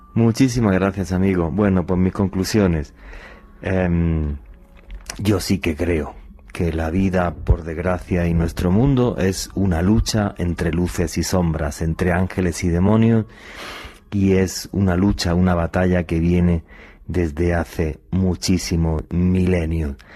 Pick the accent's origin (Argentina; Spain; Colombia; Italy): Spain; allí en mi país, en España